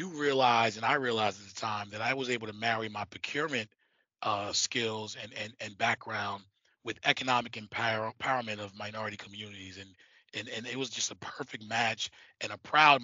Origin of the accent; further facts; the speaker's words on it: New York, United States; being a born and bred in New York